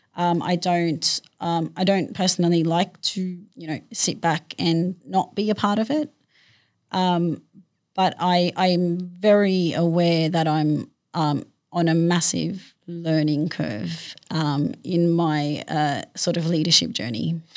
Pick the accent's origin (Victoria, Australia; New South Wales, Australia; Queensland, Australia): New South Wales, Australia; Sydney; I grew up in Western Sydney